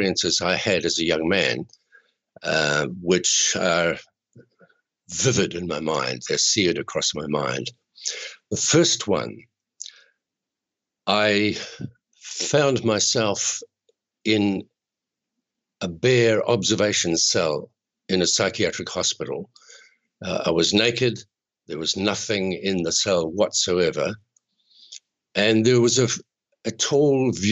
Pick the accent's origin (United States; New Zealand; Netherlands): New Zealand; Chatham Islands; I'm a New Zealander